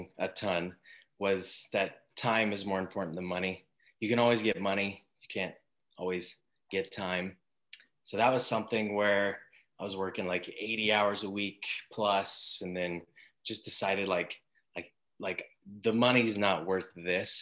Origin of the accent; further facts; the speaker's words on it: Coeur d'Alene, Idaho, United States; also born or lived in Athol, Idaho; I grew up in Coeur d'Alene until about junior high, and then I moved out to Athol and then came back when I was 18.